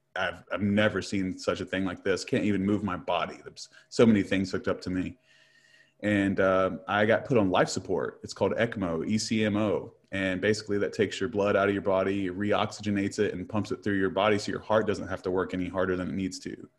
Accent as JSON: {"language": "English", "town": "Huntington", "region": "West Virginia", "country": "United States", "said": "I'm from Huntington, West Virginia"}